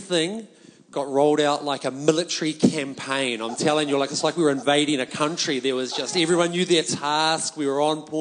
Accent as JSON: {"language": "English", "country": "New Zealand", "said": "as Kiwis"}